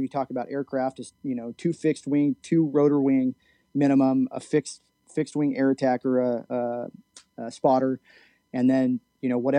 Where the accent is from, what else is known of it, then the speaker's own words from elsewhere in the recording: California, United States; we're from California